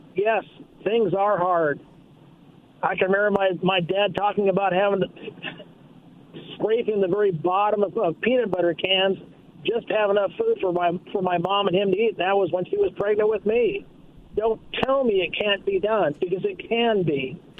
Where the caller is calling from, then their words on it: Kennewick, Washington, United States; Yeah, … from Kennewick.